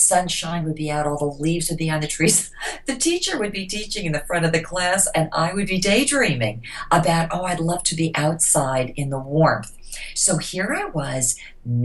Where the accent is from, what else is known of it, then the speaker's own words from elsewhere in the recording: New Jersey, United States; now in Florida, United States; I grew up in New Jersey, right outside of New York City